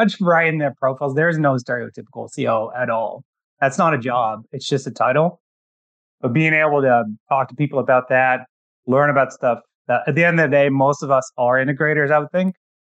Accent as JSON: {"language": "English", "country": "Netherlands", "second_language": "English", "moved": "as an adult", "lives_now": "Canada", "said": "I'm actually originally from the Netherlands"}